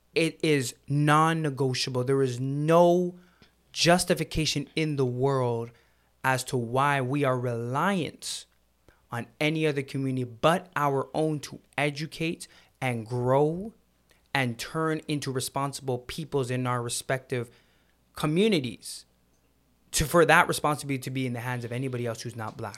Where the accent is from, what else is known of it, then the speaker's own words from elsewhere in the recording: Jamaica; now in Canada; I love being Jamaican